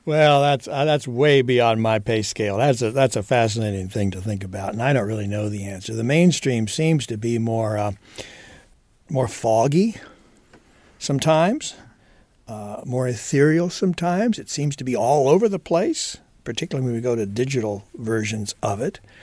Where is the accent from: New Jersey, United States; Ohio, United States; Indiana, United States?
Indiana, United States; I'm also a Hoosier.